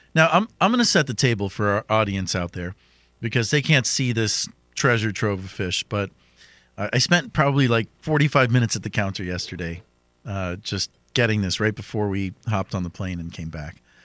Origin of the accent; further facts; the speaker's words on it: Miami, Florida, United States; I attended high school in downtown Miami at the New World School of the Arts